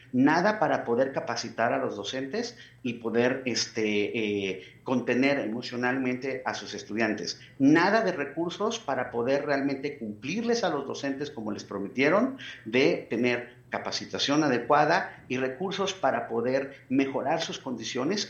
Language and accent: Spanish; Mexico; como mexicanas, como mexicanos